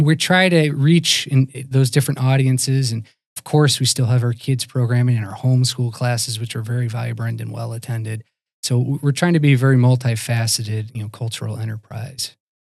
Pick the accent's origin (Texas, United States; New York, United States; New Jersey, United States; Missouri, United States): Missouri, United States; St. Louis; moved away as an adult; also born or lived in Virginia; now in Wisconsin, United States; I myself grew up out of Saint Louis, Missouri